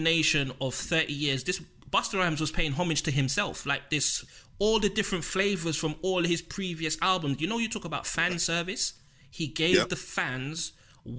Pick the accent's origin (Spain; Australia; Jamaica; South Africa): Jamaica; as a Jamaican, a fellow Jamaican.